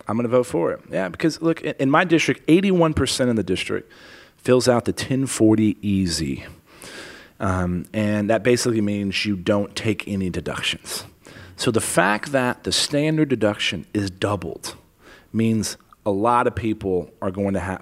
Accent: San Antonio, Texas, United States; also born or lived in Helotes, Texas / Afghanistan; I grew up in Leon Valley

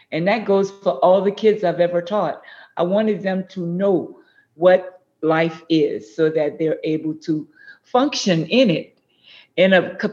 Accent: New Orleans, Louisiana, United States; also born or lived in New Iberia, Louisiana; When I was two years old, my mom and dad moved to New Orleans. Huh. So I'm a Creole girl.

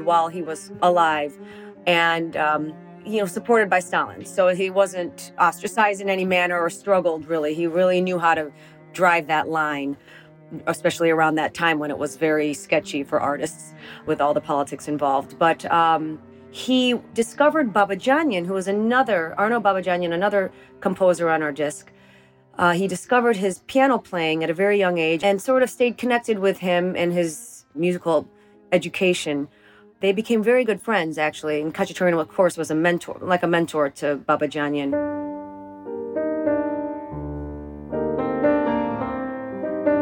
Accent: United States; we're Armenian, and we have a strong sense of what it means to be Armenian, but we were born in the United States, so being American is a big part of who we are

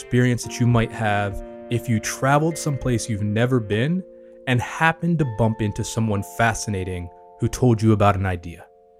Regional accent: the South, United States; My mom's half Japanese. I'm obviously, because of that, all very mixed culture myself. I grew up in the South here in the U.S.

